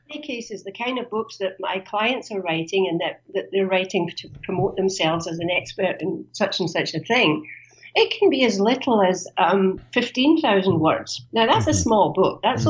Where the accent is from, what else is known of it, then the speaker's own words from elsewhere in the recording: Canada; as you know, I'm from Canada.